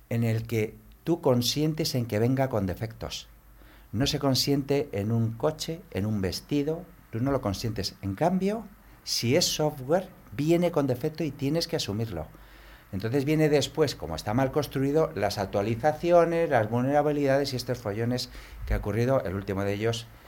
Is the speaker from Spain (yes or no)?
yes; Galicia, Spain; yo, soy gallego